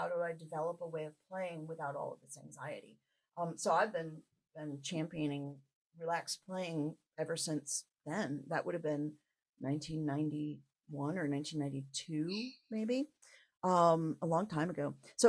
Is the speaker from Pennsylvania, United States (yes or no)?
yes; Langhorne, Pennsylvania, United States; And now in my hometown, I did not experience that at all. It was an incredibly supportive environment.